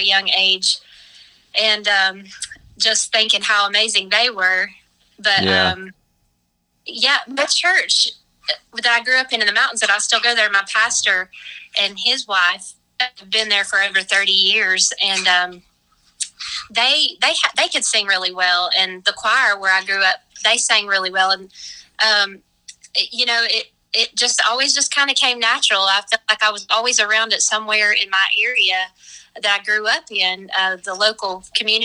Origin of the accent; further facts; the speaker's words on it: Avery County, North Carolina, United States; I grew up in Avery County